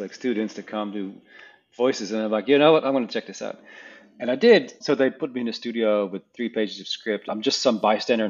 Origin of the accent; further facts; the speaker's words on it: Netherlands; once I was a teenager in some suburb in the middle of nowhere in the Netherlands